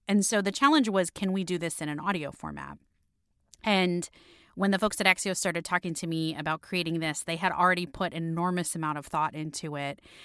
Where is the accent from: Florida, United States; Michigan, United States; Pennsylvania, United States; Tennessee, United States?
Florida, United States; Miami; moved away as an adult; also born or lived in London; now in Washington, D.C., United States; my hometown of Miami